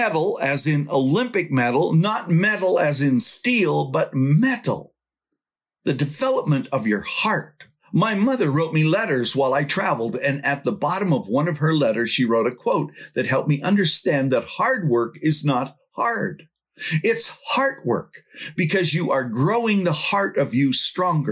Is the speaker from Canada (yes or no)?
yes; Canada; from Canada